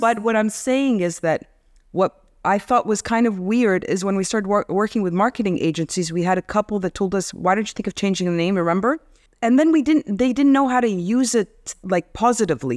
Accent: Egypt; also born or lived in Kuwait / United States; We grew up in Kuwait, Egypt

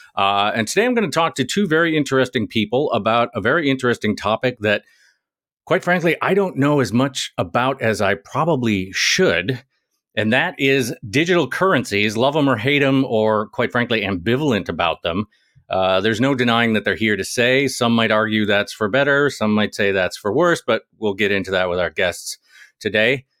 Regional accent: United States; as an American, I, I do all right with French

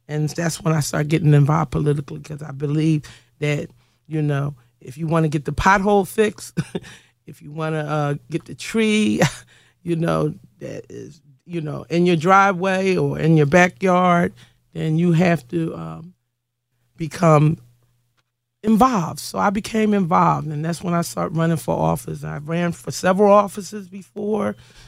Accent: Philadelphia, Pennsylvania, United States; I was born and raised here in Philadelphia, PA, raised mostly in West Philly, but since been residing here in Southwest Philly for over 20 years

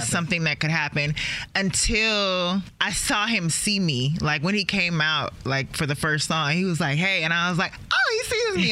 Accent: Maryland, United States; also born or lived in Los Angeles; I was growing up in Maryland

